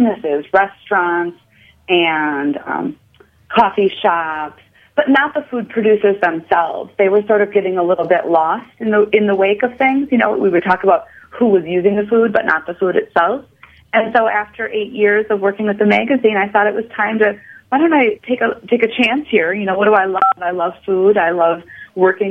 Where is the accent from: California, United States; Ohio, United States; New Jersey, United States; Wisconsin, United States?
Wisconsin, United States; Fort Atkinson; also born or lived in Madison, Wisconsin; I grew up in Fort Atkinson, Wisconsin